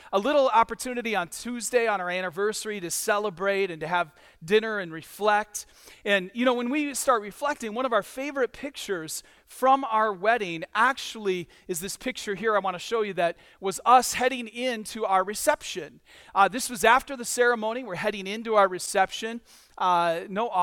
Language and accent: English; Michigan, United States; moved away; I'm from Michigan